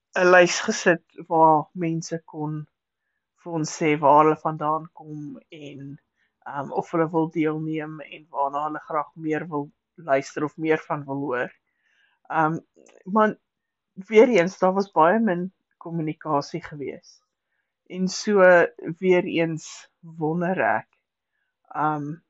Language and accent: Afrikaans; South Africa; ons Afrikaners